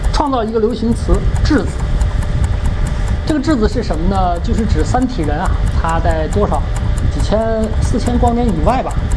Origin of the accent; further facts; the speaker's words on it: China; 因为我是中国人，虽然我没经历过那个十年动乱，但是我感受得到这种历史纠结